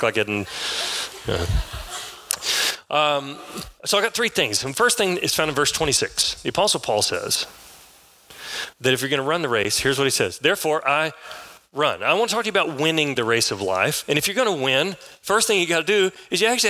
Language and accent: English; San Angelo, Texas, United States; now in Kyle, United States; I was raised here in San Angelo. I live now south of Austin in a town called Kyle. But I was raised in San Angelo, moved here when I was 10 years old. I left when I was 21